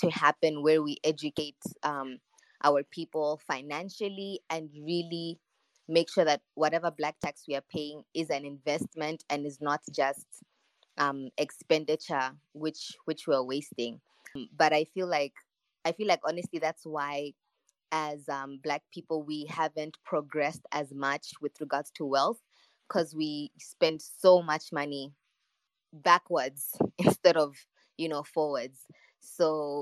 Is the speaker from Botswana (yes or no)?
yes; Botswana; I grew up in Botswana with my parents.